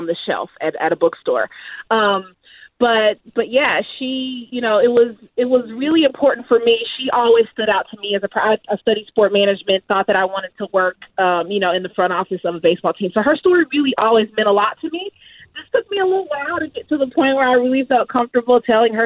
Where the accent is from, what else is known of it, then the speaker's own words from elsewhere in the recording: Kansas City, Missouri, United States; the Kansas City Star, my hometown paper